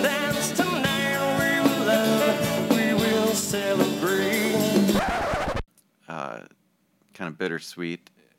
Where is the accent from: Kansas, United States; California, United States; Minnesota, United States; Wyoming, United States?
Minnesota, United States; accent: Minnesota; Yeah. I got that Minnesota accent.